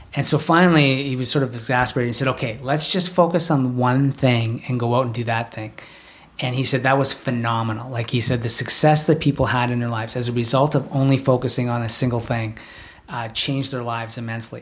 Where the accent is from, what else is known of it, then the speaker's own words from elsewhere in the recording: Canada; being Canadian